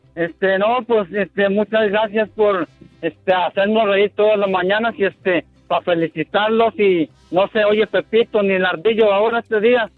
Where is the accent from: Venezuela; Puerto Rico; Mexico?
Mexico; Yo soy mexicano